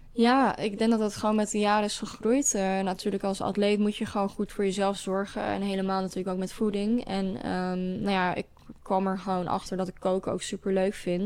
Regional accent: Hengelo, Overijssel, Netherlands; met een school uit Hengelo, waar ik vandaan kom

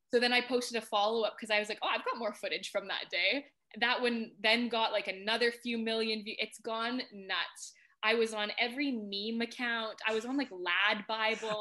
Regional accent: Canada; moved away as an adult; now in United Kingdom; I'm from Canada originally

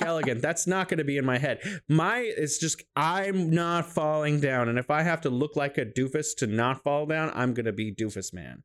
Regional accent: California, United States; now in Wuhan, China

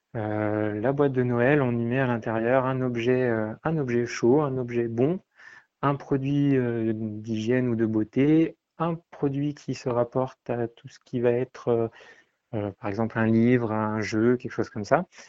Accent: Le Pont-de-Beauvoisin, Auvergne-Rhône-Alpes, France; moved away as an adult; now in Nantes, France; Je suis originaire de Pont-de-Voisin, j'y ai passé les 20 premières années de ma vie

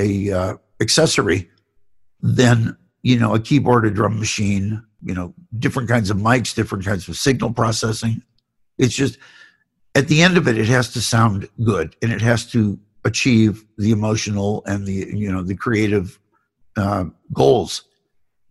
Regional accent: Cleveland, Ohio, United States; I grew up in Cleveland

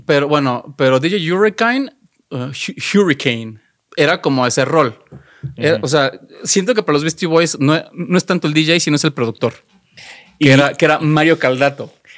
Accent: Xalapa, Veracruz, Mexico; yo soy de Jalapa

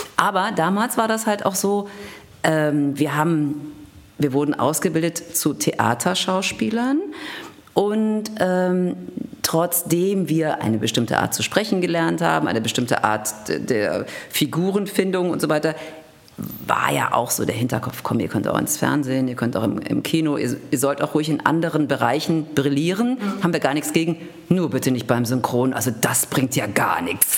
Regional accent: Düsseldorf, North Rhine-Westphalia, Germany; moved away as an adult; also born or lived in Cologne / Hanover / Senftenberg / Berlin; ich kam aus Düsseldorf, über Köln, über Hannover

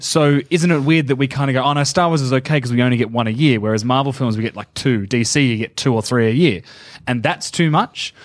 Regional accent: Geelong, Victoria, Australia; born or raised there; moved away

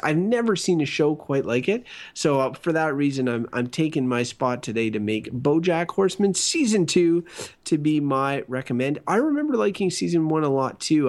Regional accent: Canada; I'm a Canadian

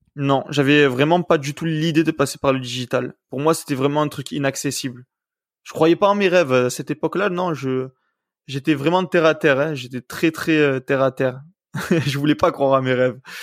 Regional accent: Septèmes-les-Vallons, Provence-Alpes-Côte d'Azur, France; also born or lived in Puyricard; je suis né à Puricard et j'ai vécu toute ma vie à Septem

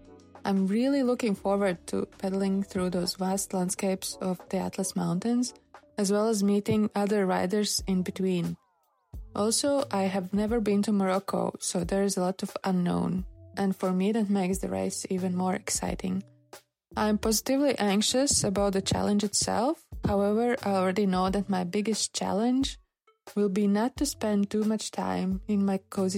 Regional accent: Latvia; English is a second language; I'm from Latvia.

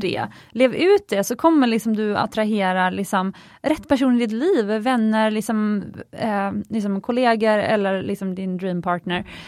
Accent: Sweden; i Sverige vi är väldigt effektiva

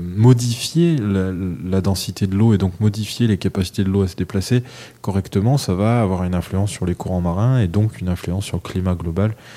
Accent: France; chez nous, en France

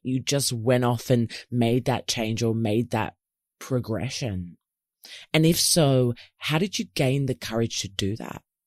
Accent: Melbourne, Victoria, Australia; moved away as an adult; now in Sydney, Australia; I've recently moved from Melbourne, which is my hometown here in Oz, to Sydney

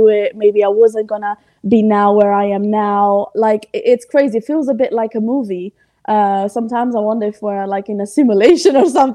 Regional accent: Italy; English is a second language; moved away as an adult; now in United Kingdom; I was born in Italy and I lived in Italy

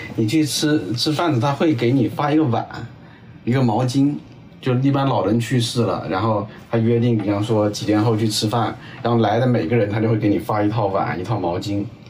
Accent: Guangxi, China; 我来自广西，我生长也在广西

